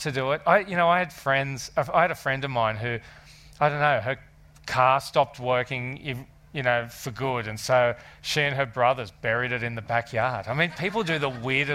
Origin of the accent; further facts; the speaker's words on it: Australia; being Australian